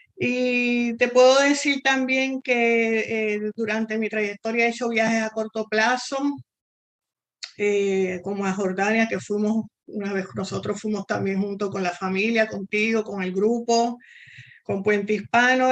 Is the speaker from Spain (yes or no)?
no; San Juan, Puerto Rico; moved away as an adult; also born or lived in Argentina; yo soy puertorriqueña, igual que tú. Eh, nací en San Juan, Puerto Rico